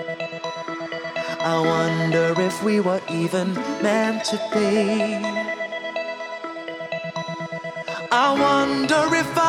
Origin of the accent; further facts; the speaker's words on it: Lurgan, Northern Ireland, United Kingdom; moved away; I'm from a place called Lurgan in Northern Ireland. It's a very small town